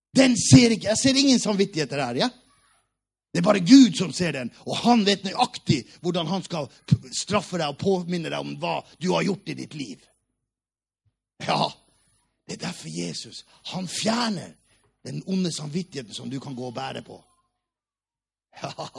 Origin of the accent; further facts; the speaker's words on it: Hammerfest, Finnmark, Norway; moved away; also born or lived in Oslo; Vi var det fattigste av de fattige i Hammerfest by, der jeg kommer fra.